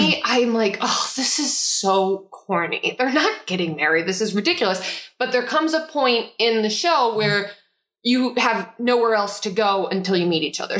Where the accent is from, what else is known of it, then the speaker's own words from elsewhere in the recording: Chicago, Illinois, United States; All of them. And I'm from Chicago. So when they talk about it, my ears perk up a little bit.